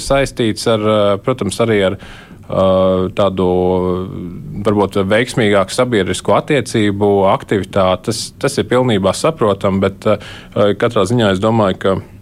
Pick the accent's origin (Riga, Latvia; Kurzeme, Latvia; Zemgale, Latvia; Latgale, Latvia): Kurzeme, Latvia; es kā kurzemnieks